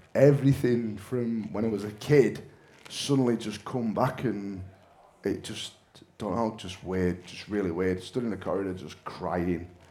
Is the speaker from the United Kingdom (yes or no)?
yes; Manchester, North West England, United Kingdom; now in Bolton, United Kingdom; I'm from Manchester, but I live in Bolton